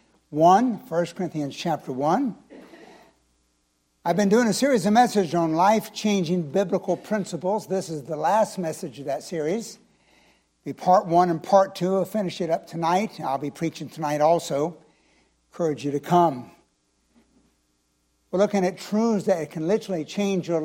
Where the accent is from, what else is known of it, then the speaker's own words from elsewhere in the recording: Florida, United States; also born or lived in Clearwater, Florida / Chiefland, Florida / Land O'Lakes, Florida; I'm a true Floridian